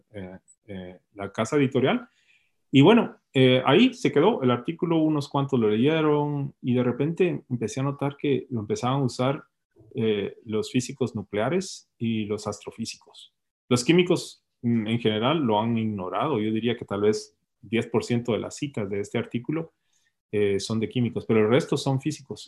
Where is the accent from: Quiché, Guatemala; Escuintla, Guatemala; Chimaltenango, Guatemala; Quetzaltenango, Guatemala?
Escuintla, Guatemala; Puerto San José; moved away as an adult; also born or lived in Guatemala City; Yo nací en, el Hospital Roosevelt y, y, crecí en el Puerto San José y viví en la capital la mayoría de mi vida